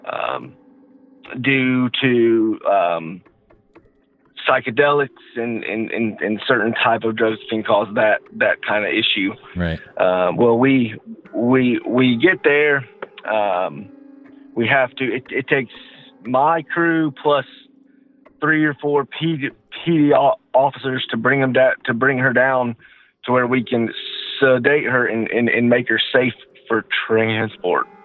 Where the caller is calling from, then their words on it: Georgia, United States; from uh, Georgia.